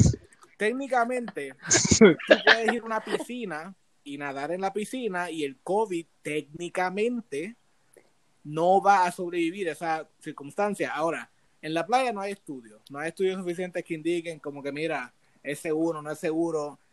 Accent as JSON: {"language": "Spanish", "country": "Puerto Rico", "tie": "born or raised there", "said": "yo nací en Puerto Rico, o sea, yo soy puertorriqueño"}